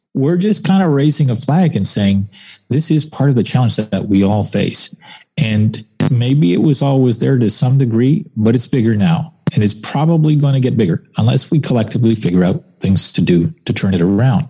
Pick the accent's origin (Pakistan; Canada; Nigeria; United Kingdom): Canada